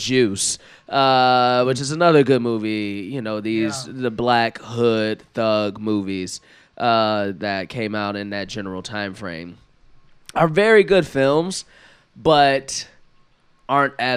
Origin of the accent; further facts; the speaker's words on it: Chicago, Illinois, United States; I'm from Chicago